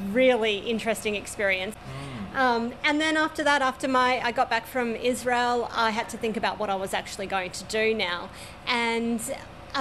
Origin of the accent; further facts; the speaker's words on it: Brisbane, Queensland, Australia; I was brought up in the northern suburbs of Brisbane, Bray Park